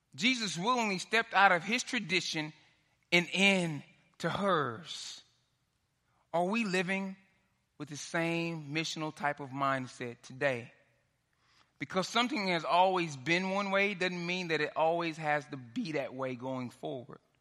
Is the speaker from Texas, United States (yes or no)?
yes; Dallas, Texas, United States; moved away; I'm from Dallas. I grew up in South Oak Cliff